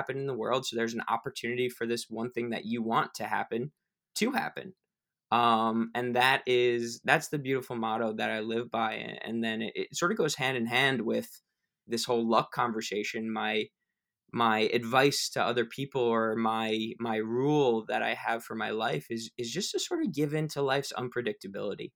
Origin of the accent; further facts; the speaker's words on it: United States; I was born in the United States to a beautiful family